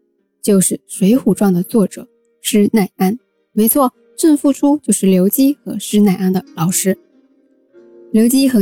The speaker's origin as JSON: {"language": "Chinese", "town": "Wenzhou", "region": "Zhejiang", "country": "China", "said": "我们温州人呢都讲虚岁"}